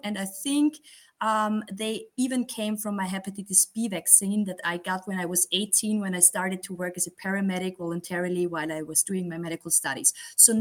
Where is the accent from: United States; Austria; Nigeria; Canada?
Austria; Graz, Styria; I'm from Austria, as you said. I live in the second biggest city here in Graz, in the state of Styria